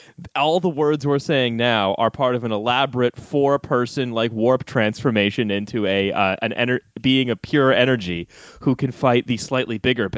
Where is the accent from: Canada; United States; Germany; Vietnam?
Canada; moved away as an adult; also born or lived in Britain; now in United Kingdom; I'm a Canadian who's lived his entire adult life in Britain